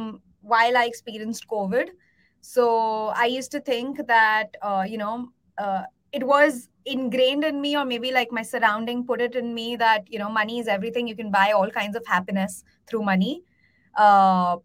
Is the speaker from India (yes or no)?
yes; India; I was born and brought up in India.